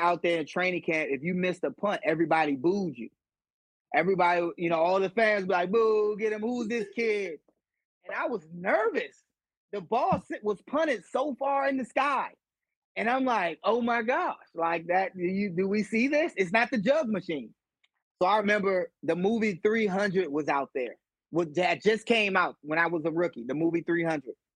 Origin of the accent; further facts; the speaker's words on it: Washington, District of Columbia, United States; I grew up in Washington, D.C.